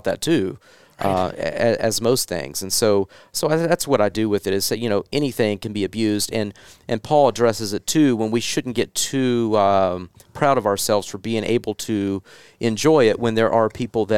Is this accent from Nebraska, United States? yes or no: no; Kentucky area, Tennessee, United States; I'm from Tennessee, Kentucky area